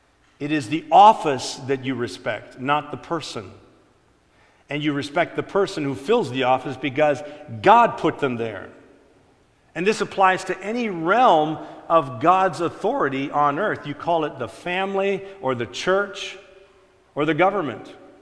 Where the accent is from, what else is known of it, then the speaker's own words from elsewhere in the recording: Ontario, Canada; I was explaining to her how I was from Ontario. I was born there.